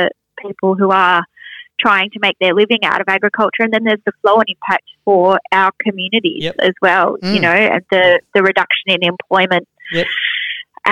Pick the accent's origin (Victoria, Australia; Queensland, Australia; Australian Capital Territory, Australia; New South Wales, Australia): Victoria, Australia; Goulburn Valley; where I grew up in the Goulburn Valley on a dairy farm